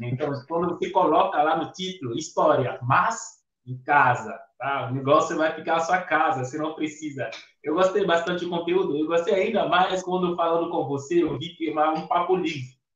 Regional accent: Benin; moved away as an adult; also born or lived in Piracicaba, São Paulo, Brazil; now in Brazil; eu sou africano, como você descreveu, mas eu venho de um país

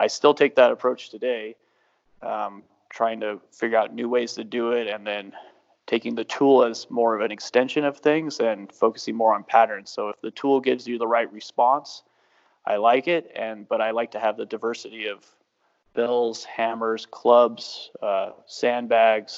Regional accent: United States; moved away as an adult; also born or lived in Ireland; growing up in the United States

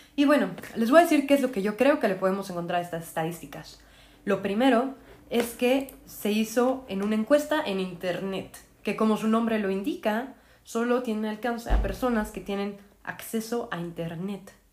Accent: Mexico; como mexicana

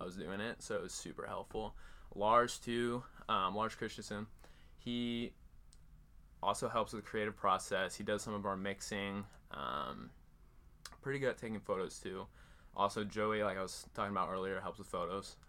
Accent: Cedar Falls, Iowa, United States; I grew up in Iowa, Cedar Falls, still live there right now.

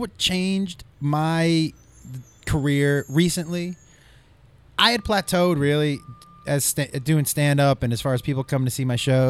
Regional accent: Massachusetts, United States; No, I'm from Massachusetts.

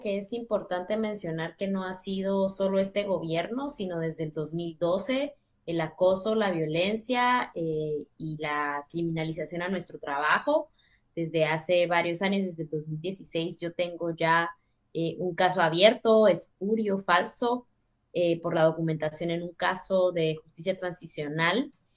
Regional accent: Totonicapán, Guatemala; moved away as an adult; now in Basque Country, Spain; soy una mujer indígena quiché de Totonicapán, Guatemala

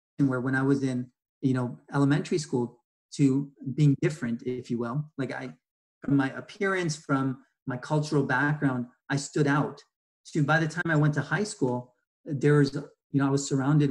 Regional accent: Bay Area, California, United States; also born or lived in Ohio; I've spent a good chunk of my life in California and the Bay Area

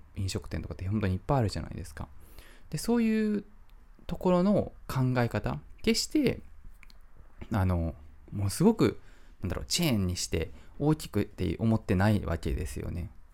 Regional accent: Japan; also born or lived in Kyoto; 僕は本当に日本人に生まれてよかったなと思っていますし、今も日本に、今住んでる、京都に住んでるんですけど

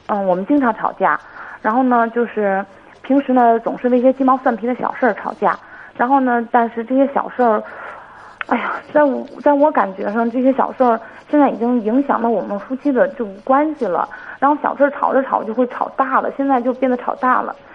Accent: Hebei, China; 我是河北的

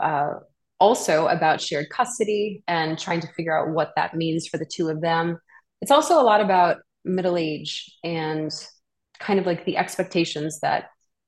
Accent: New Orleans, Louisiana, United States; I'm from New Orleans and I started doing community theater there when I was 5 years old

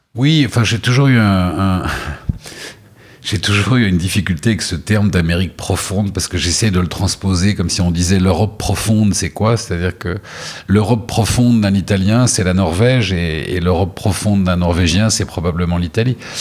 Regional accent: Beaulieu-sur-Mer, Provence-Alpes-Côte d'Azur, France; moved away as an adult; also born or lived in Paris, France; now in New York, United States; les années euh, fondatrices de mon enfance se sont passées à Beaulieu-sur-Mer

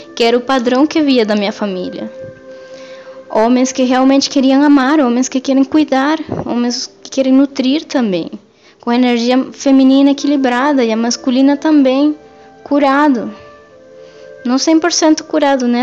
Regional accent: Venezuela; moved away; eu cresci na Venezuela, numa família matriarcal

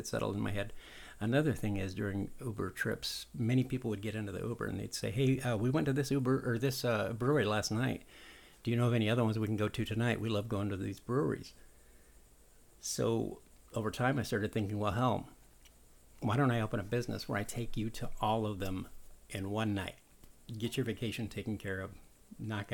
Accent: San Diego, California, United States; also born or lived in Daytona; now in Daytona Beach, United States; I grew up in San Diego, a tourist town

